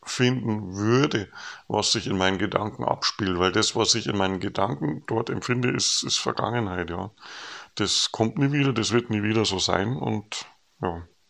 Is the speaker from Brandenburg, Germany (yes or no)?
no; Regensburg, Bavaria, Germany; moved away as an adult; now in North Jutland, Denmark; Regensburg verbinde, wo wir herkommen